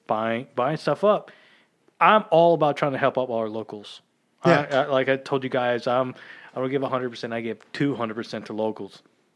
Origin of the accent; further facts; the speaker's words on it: Lockhart, Texas, United States; I grew up out in Lockhart.